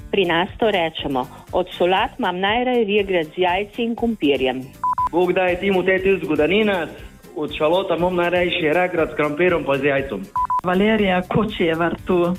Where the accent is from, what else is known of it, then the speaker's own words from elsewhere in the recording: Kočevje, Southeast Slovenia, Slovenia; Dobar dan … iz Kučevja.